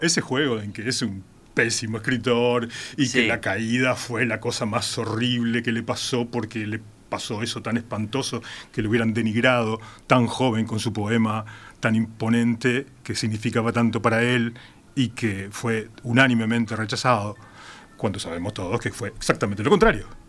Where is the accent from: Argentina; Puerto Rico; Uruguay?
Uruguay; Montevideo; also born or lived in San Carlos; Con dos años ya estaba en Montevideo